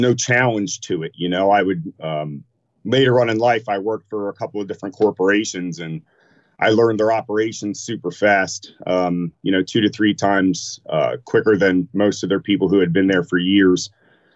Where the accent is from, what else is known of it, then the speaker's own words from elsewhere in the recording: Camden, New Jersey, United States; also born or lived in Pennsauken, New Jersey / Maple Shade, New Jersey; now in Philadelphia, United States; was born in Jersey. Grew up in a couple of different interesting areas, Camden, just outside, Pensauken, Maple Shade